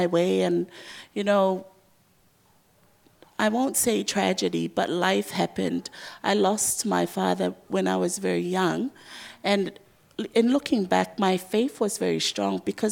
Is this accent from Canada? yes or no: no; Samoa; also born or lived in Dunedin, New Zealand; I grew up with her in Samoa